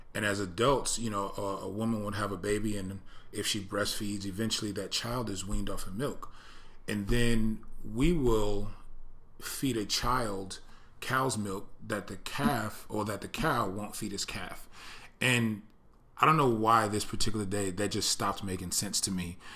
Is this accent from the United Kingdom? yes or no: no; East Coast, United States; moved away; I grew up on the East Coast